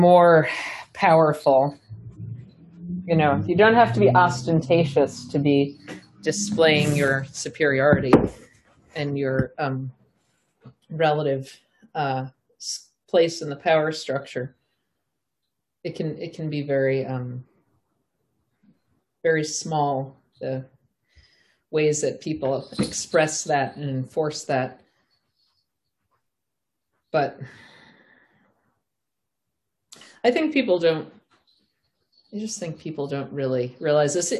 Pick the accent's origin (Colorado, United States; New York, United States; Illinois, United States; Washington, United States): New York, United States; Southampton; I grew up from the time I was 13, I grew up in Southampton, Long Island